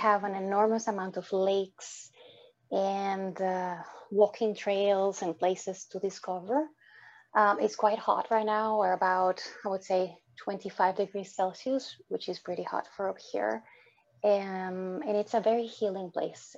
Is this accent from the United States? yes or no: no; Dominican Republic; moved away; my upbringing growing up in the Dominican Republic with dysfunctional parents